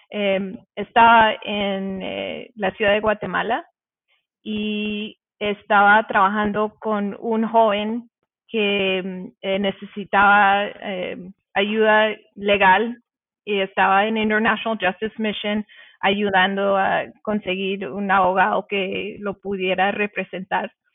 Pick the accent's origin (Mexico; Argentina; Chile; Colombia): Colombia; yo vengo de Colombia